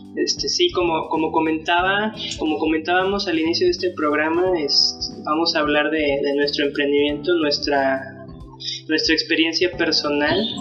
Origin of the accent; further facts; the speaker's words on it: San Luis Potosí, Mexico; nosotros eh, somos de San Luis Potosí, somos de, la ciudad de, la capital